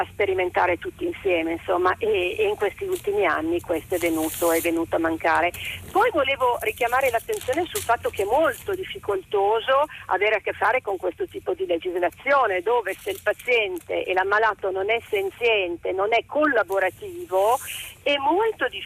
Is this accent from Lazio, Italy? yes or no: no; Turin, Piedmont, Italy; Io sono di Torino e sono un genitore coinvolto in questa, in questa tra virgolette, mm, tristissima, insomma, tristissima esperienza